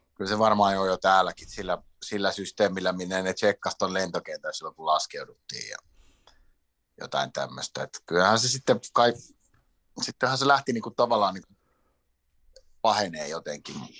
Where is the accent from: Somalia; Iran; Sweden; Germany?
Sweden; now in Finland; mä oon suomenruotsalainen, joka on syntynyt Ruotsissa